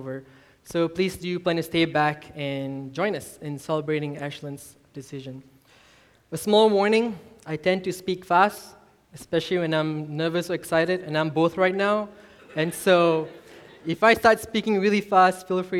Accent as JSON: {"language": "English", "country": "Malaysia", "tie": "born or raised there", "also_born_or_lived": "Singapore", "moved": "as an adult", "lives_now": "Edmond, United States", "said": "I grew up in Malaysia. I'm from Malaysia."}